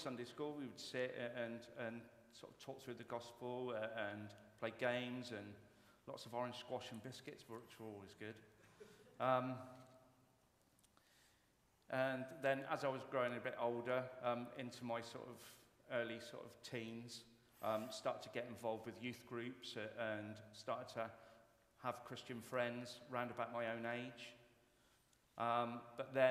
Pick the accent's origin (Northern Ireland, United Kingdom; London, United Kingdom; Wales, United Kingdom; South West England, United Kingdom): South West England, United Kingdom; Yeovil; I'm originally from Yeovil in Somerset.